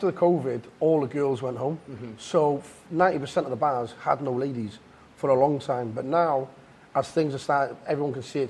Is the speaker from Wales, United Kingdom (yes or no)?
yes; Wales, United Kingdom; Wales, sir.